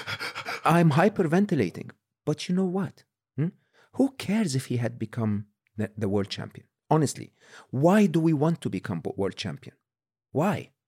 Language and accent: English; Egypt; born or raised there; moved away